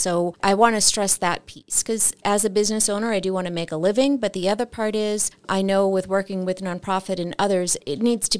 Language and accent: English; Boston, Massachusetts, United States; now in Flagstaff, United States; I came from Boston in August of 99, so I guess just about 23, 24 years.